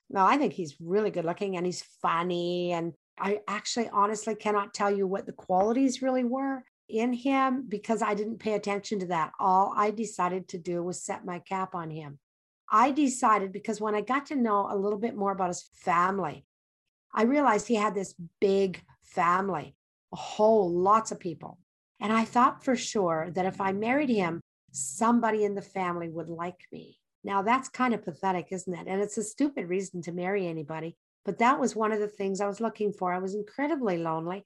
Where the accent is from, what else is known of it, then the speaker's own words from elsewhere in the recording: English Canada, Canada; I grew up in English Canada